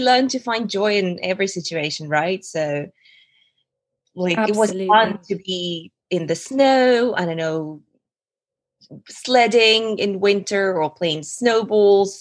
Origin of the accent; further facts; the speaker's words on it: Novosibirsk, Novosibirsk Oblast, Russia; also born or lived in Altai, Russia / Kazakhstan / Thailand / Edinburgh, United Kingdom; now in London, United Kingdom; we moved there when I was 8 to the city called Novosibirsk.